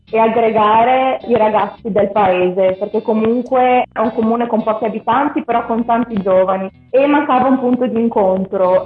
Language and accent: Italian; San Gregorio nelle Alpi, Veneto, Italy; moved away as an adult; la mia infanzia a San Gregorio è stata molto ricca di eventi